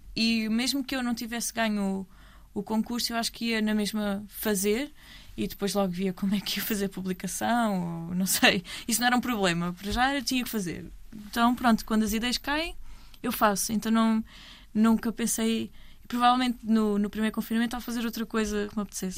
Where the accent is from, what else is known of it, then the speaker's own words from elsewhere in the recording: Almada, Setúbal, Portugal; Eu sou da Almada